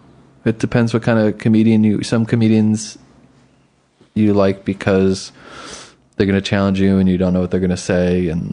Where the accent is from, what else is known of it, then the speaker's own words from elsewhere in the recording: Blue Mountain, countryside of Pennsylvania, United States; also born or lived in Bethlehem, Pennsylvania / Philadelphia; I actually grew up in the countryside of Pennsylvania, at the base of the Blue Mountain. But I'm sort of from Bethlehem. I lived there for a little bit. And then I went to college in Philly, and I lived in Philly for 15 years.